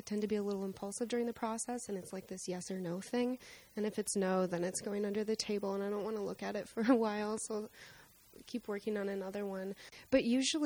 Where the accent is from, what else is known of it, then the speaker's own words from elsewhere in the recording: South Dakota, United States; moved away; also born or lived in Minnesota; And I grew up in South Dakota where it's just horizontal landscape everywhere.